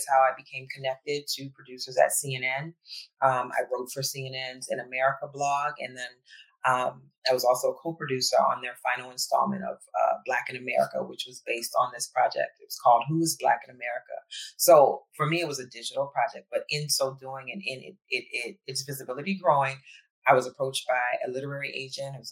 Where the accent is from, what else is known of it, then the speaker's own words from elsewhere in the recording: New Orleans, Louisiana, United States; also born or lived in Ghana (family ancestry); now in Philadelphia, United States; I was raised in New Orleans.